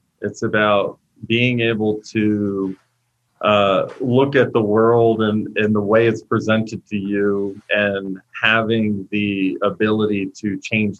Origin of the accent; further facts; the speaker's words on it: Virginia, United States; moved away as an adult; now in Colorado, United States; I was born and raised and built my last series of companies in Virginia, and then relocated to Colorado in early of 2017